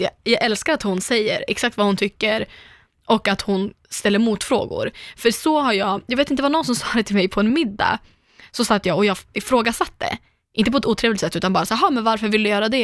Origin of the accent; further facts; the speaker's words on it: Umeå, Västerbotten County, Sweden; moved away; jag naglar hemma i Umeå